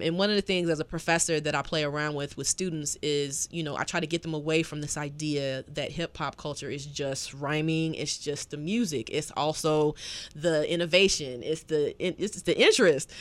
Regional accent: the South, United States; a Southerner

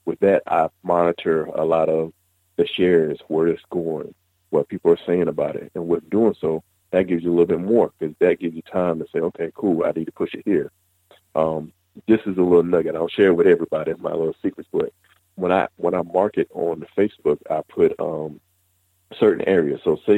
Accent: the South, United States; Because, you know, we're from the South.

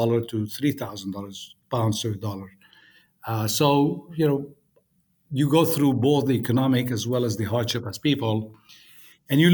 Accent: Beirut, Beirut Governorate, Lebanon; moved away; I grew up in Beirut, in Lebanon, and went to the American University of Beirut

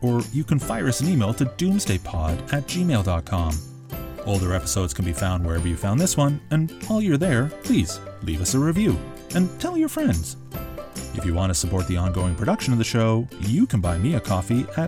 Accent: Toronto, Ontario, Canada; my hometown

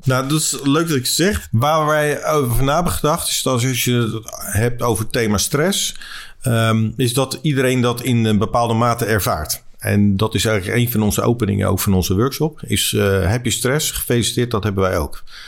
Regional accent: Leiden, South Holland, Netherlands; ik ben geboren in Leiden.

